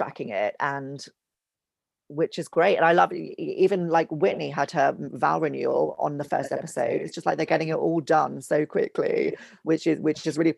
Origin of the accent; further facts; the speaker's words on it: United Kingdom; I'm British